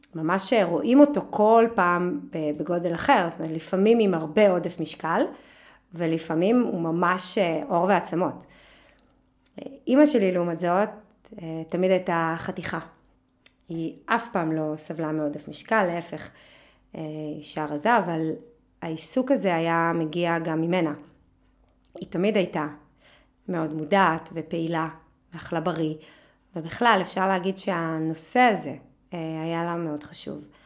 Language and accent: Hebrew; a kibbutz in the Jordan Valley, Northern District, Israel; ובעמק הירדן, בקיבוץ שגדלתי בו, היה חם מאוד